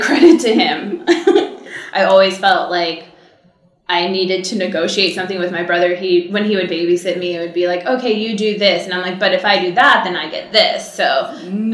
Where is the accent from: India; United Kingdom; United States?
United States; Cypress, California; I grew up in Orange County in a small town called Cypress